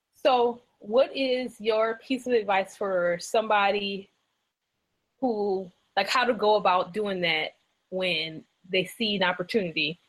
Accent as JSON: {"language": "English", "region": "Louisiana", "country": "United States", "moved": "yes", "lives_now": "South Carolina, United States", "said": "I'm from the South. I'm from Louisiana, and now I live in South Carolina."}